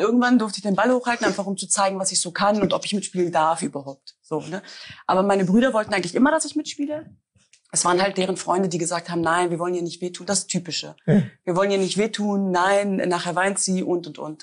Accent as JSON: {"language": "German", "country": "Germany", "tie": "born or raised there", "said": "ich bin zwar in Deutschland geboren und aufgewachsen"}